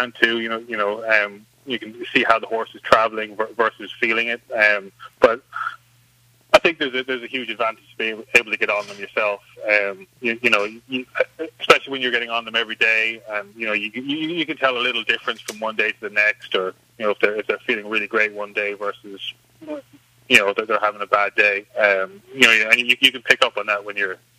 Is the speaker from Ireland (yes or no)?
yes; Ireland; moved away as an adult; now in United States; Growing up in Ireland, there's obviously it's a much more kind of rural setting, so there was always horses around, I grew up show jumping and hunting